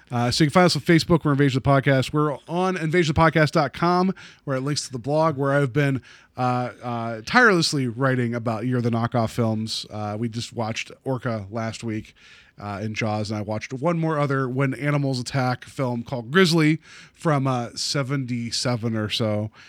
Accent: West Virginia, United States; now in Cleveland, United States; we didn't have that type of brown mustard at home where I grew up in West Virginia

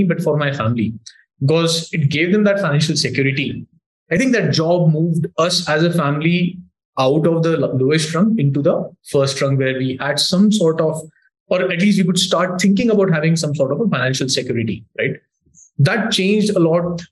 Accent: Indore, Madhya Pradesh, India; that's where I grew up in Indore.

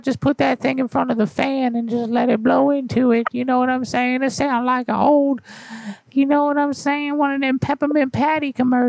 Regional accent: Oregon, United States; No, baby, I live here, though. I'm from Oregon originally, but I just moved here now.

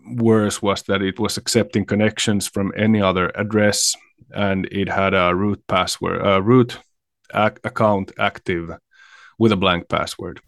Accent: Finland

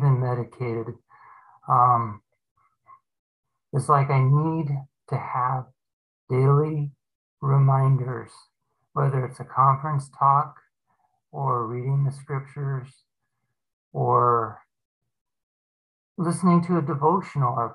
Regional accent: Phoenix, Arizona, United States; also born or lived in California; We moved back from California to Phoenix, Arizona, where I've lived all my life practically.

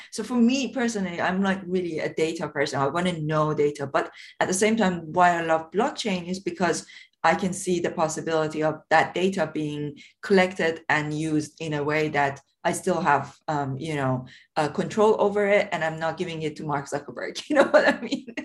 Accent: Tehran, Tehran Province, Iran; moved away; I grew up in in a very poor area of south of Tehran

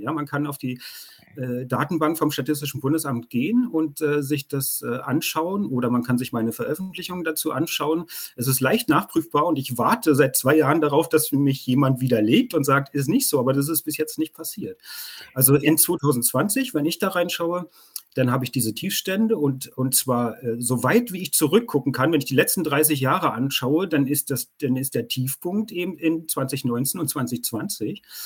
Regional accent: Germany; bei uns in Deutschland

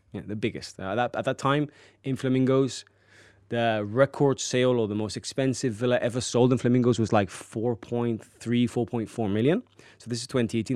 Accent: Marbella, Andalusia, Spain; also born or lived in Cabopino; I was actually born in Marbella and grew up in Marbella, one of the best places to live on the coast.

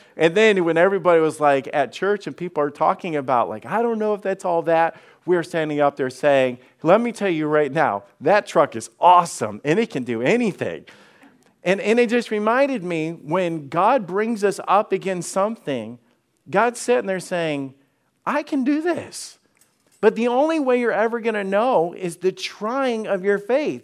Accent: Alabama, United States; moved away; I'm from Alabama

